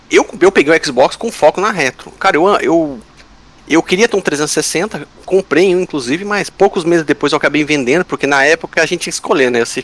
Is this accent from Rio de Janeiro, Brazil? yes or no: no; São José dos Campos, São Paulo, Brazil; Eu sou do interior de São Paulo, São, São José dos Campos.